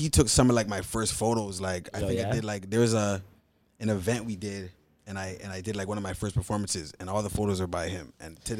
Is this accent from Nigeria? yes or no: yes; Nigeria; I'm Nigerian, no real shit. I'm Nigerian.